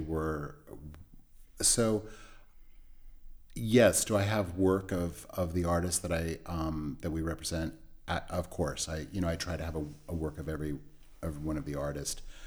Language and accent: English; California, United States; now in New York, United States; I grew up in California